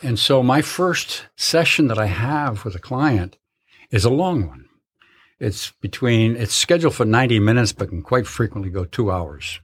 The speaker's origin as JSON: {"language": "English", "region": "Connecticut", "country": "United States", "tie": "born or raised there", "moved": "yes", "said": "I was born, born and raised in Connecticut."}